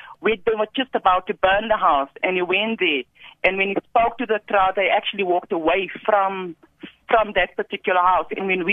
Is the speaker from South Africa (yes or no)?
yes; South Africa; our South African people.